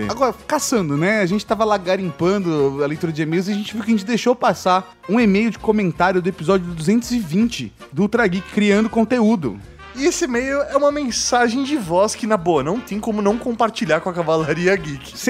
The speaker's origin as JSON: {"language": "Portuguese", "town": "Maringá", "region": "Paraná", "country": "Brazil", "said": "sou de Maringá, no Paraná."}